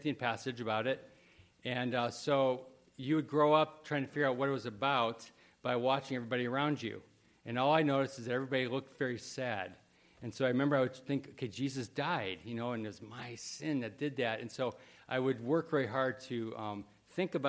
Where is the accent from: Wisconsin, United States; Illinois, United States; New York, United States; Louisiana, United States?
Illinois, United States; Wheaton; I grew up in Wheaton, Illinois, and there was a million churches there